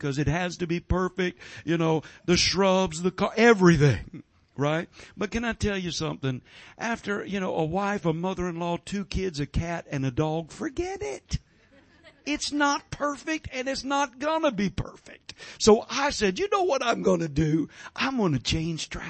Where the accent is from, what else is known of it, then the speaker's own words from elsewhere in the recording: Georgia, United States; I'm from Georgia. We've got sweet tea in Georgia.